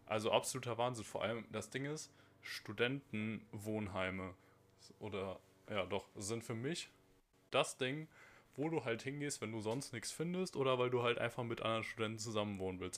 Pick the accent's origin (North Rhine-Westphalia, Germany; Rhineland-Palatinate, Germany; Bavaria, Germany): Rhineland-Palatinate, Germany; bei uns in Rheinland-Pfalz